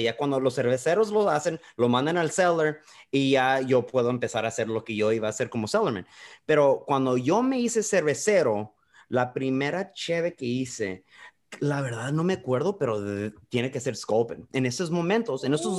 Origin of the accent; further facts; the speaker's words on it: Calexico, California, United States; moved away as an adult; also born or lived in Mexicali, Mexico; now in San Diego, United States; Yo vengo de Calexico, California. Nací en la frontera de Mexicali. Ahí crecí